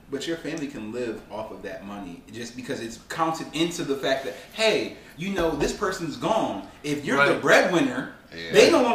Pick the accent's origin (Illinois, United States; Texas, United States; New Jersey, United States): New Jersey, United States; also born or lived in Winnsboro, South Carolina; I was born in Jersey